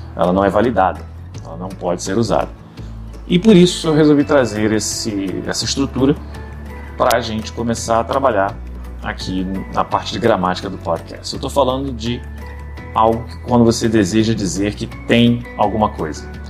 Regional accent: Rio de Janeiro, Brazil; aqui no Rio de Janeiro, minha cidade natal. Para quem não sabe, sou carioca, com muito orgulho

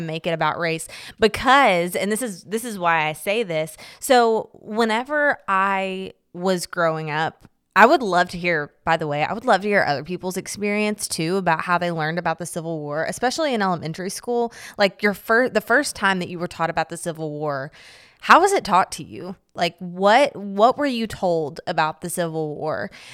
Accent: Kentucky, United States; I grew up in Kentucky

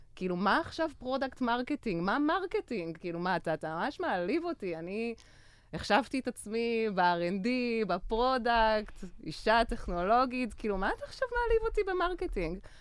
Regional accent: Belgium; moved away as an adult; also born or lived in Tel Aviv, Israel; now in Israel; אני בעצם אה, גדלתי בבלגיה

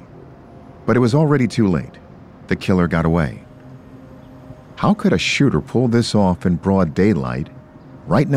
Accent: Baltimore, Maryland, United States; I was working as a news anchor for Fox 45 in my hometown of Baltimore, Maryland

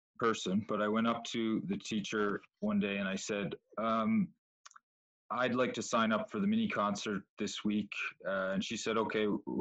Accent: Charlottetown, Prince Edward Island, Canada; I was in Charlottetown, and I went to West Kent School

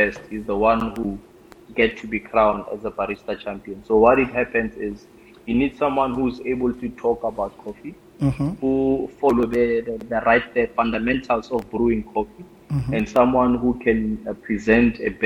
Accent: Pretoria, Gauteng, South Africa; moved away as an adult; also born or lived in Limpopo; now in Cape Town, South Africa; where I grew up, Pretoria

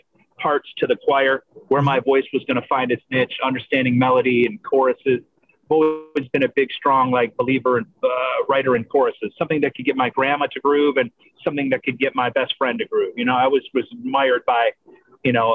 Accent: Michigan, United States; also born or lived in Canada; growing up in Michigan, again, very blue collar

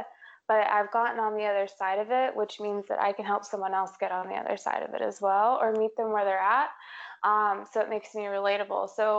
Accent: Texas, United States; I grew up, I'm from Texas. And whenever people ask me like, where are you from? I'm like, I'm from Texas. Like, oh, where? And I'm like, everywhere.

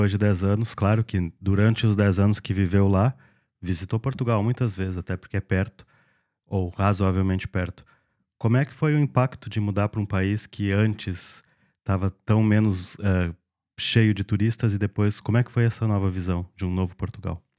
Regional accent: South Region, Brazil; Sou do sul do Brasil e estava já com a vida estável e confortável.

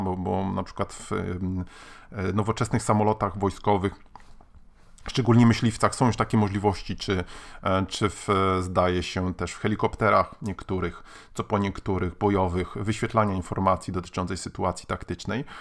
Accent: Gdańsk, Pomeranian Voivodeship, Poland; jestem z Gdańska

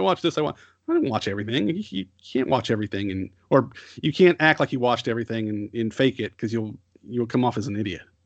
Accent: United States; as an American or a Westerner

